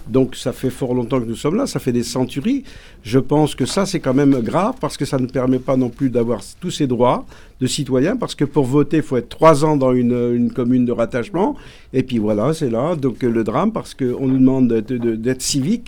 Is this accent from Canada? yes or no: no; France; depuis le 15e siècle pratiquement, je pense que nous sommes français